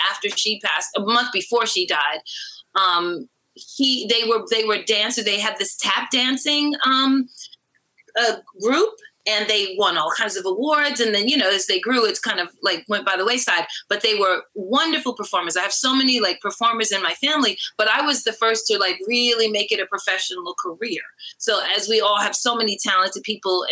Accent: New York City, New York, United States; now in Los Angeles, United States; I grew up in Brooklyn at Bed-Stuy, do or die before it was the hipster spot.

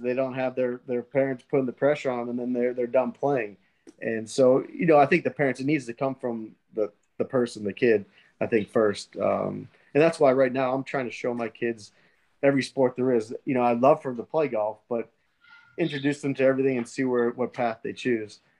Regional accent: New England, United States; now in Florida, United States; growing up in New England

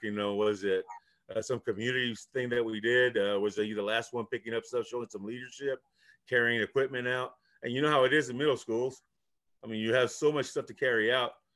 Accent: Chicago, Illinois, United States; first language Spanish; English is a second language; I was first generation, uh, coming from Mexico. Uh, so I learned English. I was born in Chicago

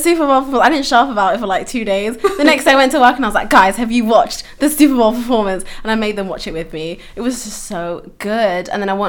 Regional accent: London, United Kingdom; I grew up in London, multicultural city.

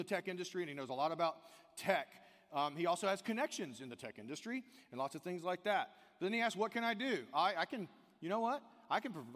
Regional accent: the South, United States; I'm from the South

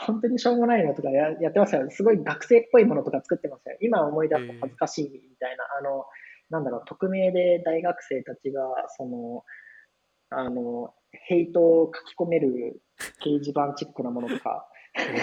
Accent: Osaka, Japan; moved away as an adult; also born or lived in Kyoto; now in Tokyo, Japan; 関西僕大阪出身で

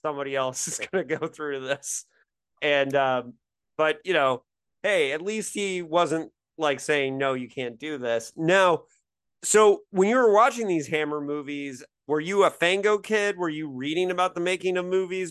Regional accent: Indiana, United States

